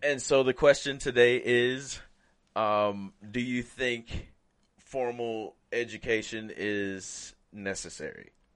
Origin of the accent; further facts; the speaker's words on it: Alabama, United States; now in Utah, United States; I'm from the South where Alabama